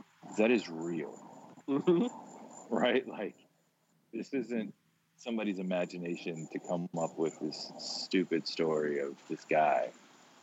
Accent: Tampa, Florida, United States; I grew up in Tampa, really close to a Busch Gardens

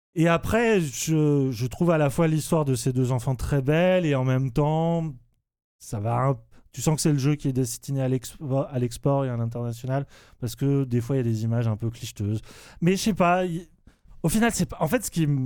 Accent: France; pour nous en tant que français

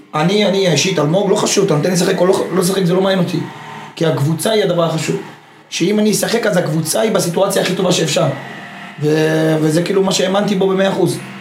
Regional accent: Beersheba, Southern District, Israel; moved away; also born or lived in Netanya / Germany; באתי מבאר שבע, אחרי זה, אחרי זה מנתניה

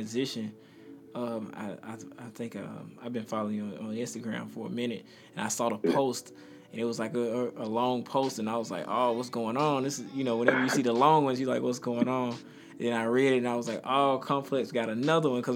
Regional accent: Mississippi, United States; Coming from Mississippi

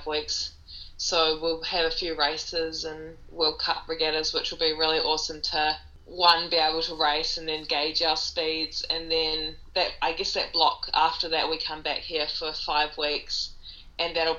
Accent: New Zealand; I'm from New Zealand

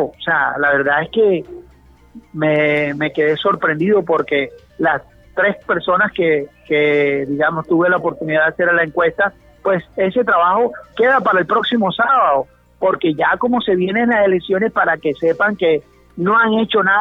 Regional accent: Barranquilla, Atlántico, Colombia; nos lleva como el folclore, nos lleva las ganas, siempre como barranquillero, ….

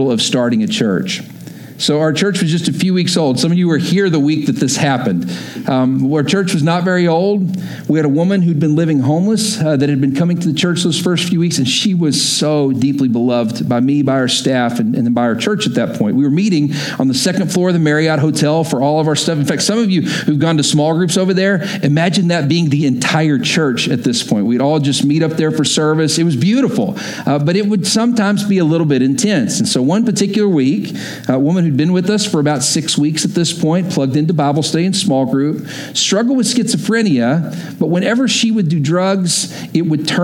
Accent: Texas, United States; moved away as an adult; also born or lived in Oklahoma; I grew up in Texas, went to school in Oklahoma.

